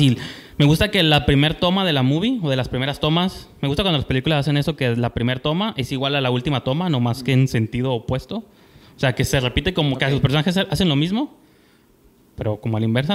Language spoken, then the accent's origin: Spanish; Tijuana, Baja California, Mexico; nosotros que somos de Tijuana